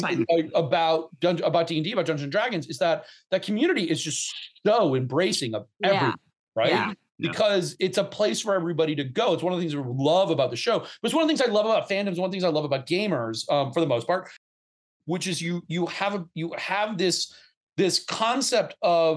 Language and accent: English; outside of Atlanta, Georgia, United States; when you grow up gay in the South in the 80s and 90s, for God's sakes, because I grew up outside of Atlanta